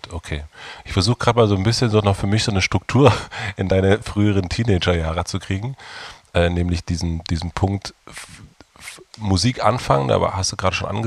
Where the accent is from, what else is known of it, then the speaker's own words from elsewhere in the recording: Brandenburg, Germany; wir sind auf dem Dorf in Brandenburg aufgewachsen.